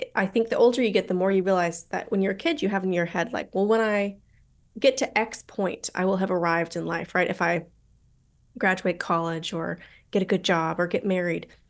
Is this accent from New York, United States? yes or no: no; Colorado, United States; accent: American; moved away as an adult; also born or lived in St Andrews, Scotland; now in London, United Kingdom; I'm mostly from Colorado